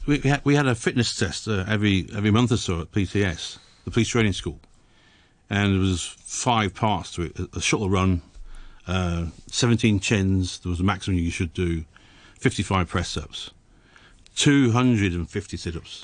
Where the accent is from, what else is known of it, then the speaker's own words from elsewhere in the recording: England, United Kingdom; moved away as an adult; I was born in England